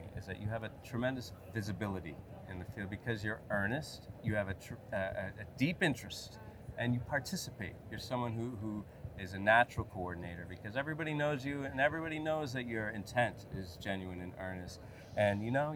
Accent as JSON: {"language": "English", "country": "United States", "said": "I'm an American"}